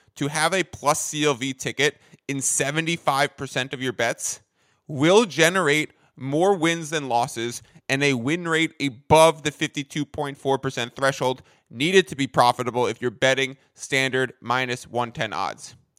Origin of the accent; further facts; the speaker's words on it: New York, United States; moved away as an adult; now in San Diego, United States; I am a New Yorker, but now I'm a Cali guy